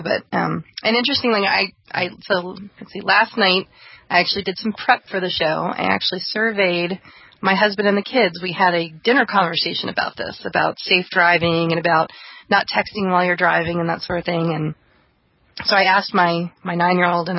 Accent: East Coast, United States; moved away; I'm from the East Coast

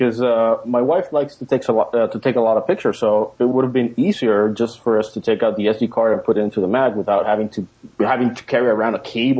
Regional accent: Panama; From Panama.

